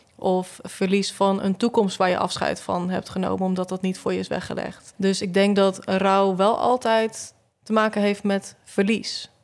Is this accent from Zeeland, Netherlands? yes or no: yes; Zeelandic Flanders, Netherlands; now in Tilburg, Netherlands; ik kom uit Zeeuws-Vlaanderen